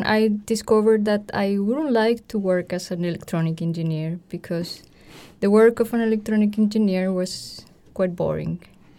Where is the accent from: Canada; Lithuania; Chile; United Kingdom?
Chile; born or raised there